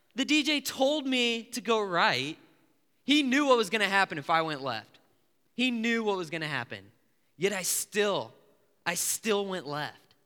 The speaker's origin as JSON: {"language": "English", "region": "Illinois", "country": "United States", "said": "I'm from Illinois"}